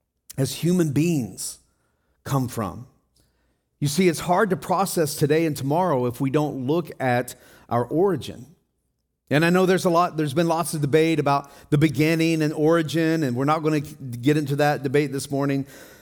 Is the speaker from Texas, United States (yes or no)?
no; Tennessee, United States; moved away; also born or lived in Ohio / Wisconsin / Colorado; Well, I came from Wisconsin, but I lived in Colorado before that, but I'm from Tennessee. Oh, so you were born in Tennessee. No, I was actually born in Ohio, but I moved to Tennessee.